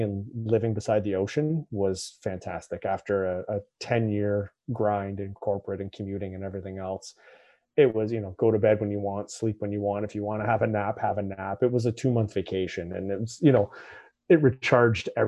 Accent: Toronto, Ontario, Canada; moved away as an adult; now in Vancouver, Canada; move from the Toronto area where I basically grew up to Vancouver

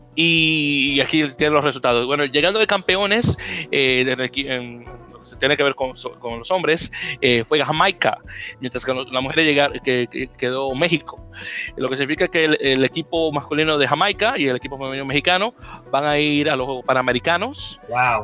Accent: Dominican Republic; como dominicano que soy

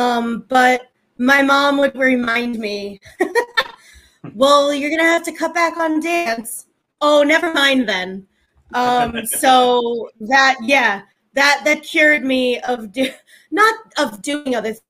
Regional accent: Kansas City, Kansas, United States; moved away as an adult; now in New York, United States; I was born in Kansas City, Kansas. Also raised in Kansas City, Kansas

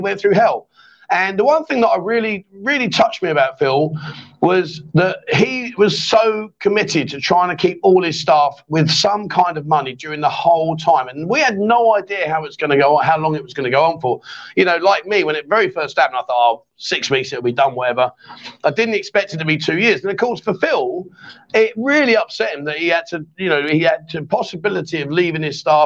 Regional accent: England, United Kingdom; now in Pattaya, Thailand; we're English

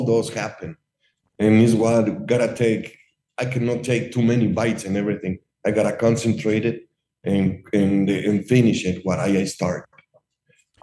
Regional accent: Mexico; moved away as an adult; also born or lived in Ohio; now in Chicago, United States; I'm American and Mexican citizens.

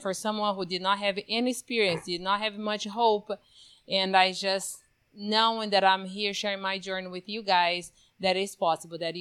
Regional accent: Brazil; moved away as an adult; now in United States; born and raised in Brazil, not just that, in the middle of the Amazon

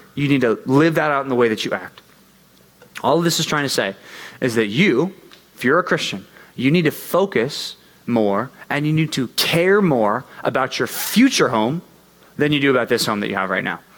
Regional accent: United States; Always been in America. I'd never gone out of the country.

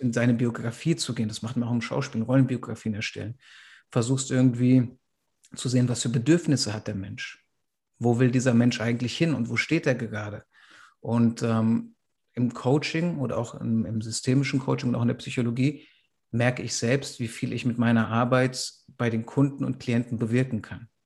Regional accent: Frankfurt am Main, Hesse, Germany; wir sind in Frankfurt am Main aufgewachsen

